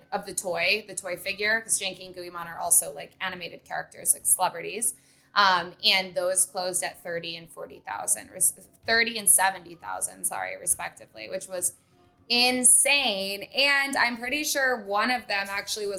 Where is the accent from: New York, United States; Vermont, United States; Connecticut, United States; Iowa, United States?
Vermont, United States; moved away as an adult; now in Los Angeles, United States; I grew up in Vermont